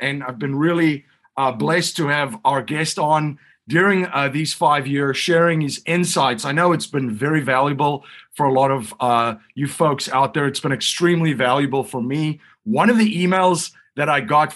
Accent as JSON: {"language": "English", "country": "South Africa", "tie": "born or raised there", "moved": "yes", "said": "I grew up in South Africa during a totalitarian regime, during the apartheid regime."}